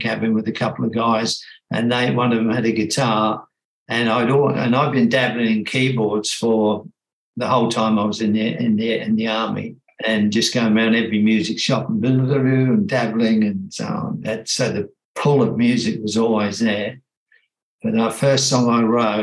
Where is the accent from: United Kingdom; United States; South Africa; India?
United Kingdom; England; now in Australia; I'm British by birth and spent my young years there with very very nice parents